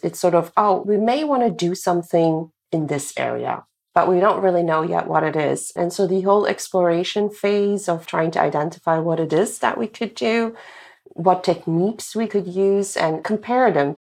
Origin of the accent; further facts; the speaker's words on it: Belgium; moved away as an adult; I'm originally from Belgium